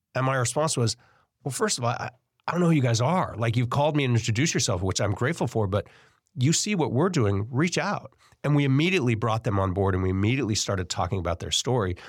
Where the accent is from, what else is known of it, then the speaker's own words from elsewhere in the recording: Davis, California, United States; also born or lived in Bay Area; now in Sacramento, United States; I grew up in Davis, but I moved to the Bay Area when I was fifteen